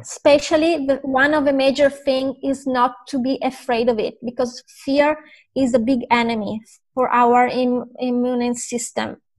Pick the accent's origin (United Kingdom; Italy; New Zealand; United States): Italy; I'm from Italy